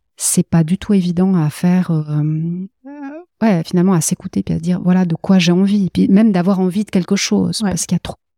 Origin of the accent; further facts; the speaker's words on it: Valais, Switzerland; je suis valaisanne d'origine, donc aussi très ancrée dans le dans la terre et dans le sol